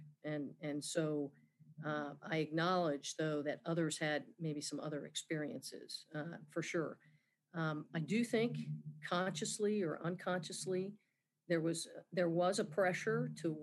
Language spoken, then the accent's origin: English; New Jersey, United States; moved away as an adult; I grew up in New Jersey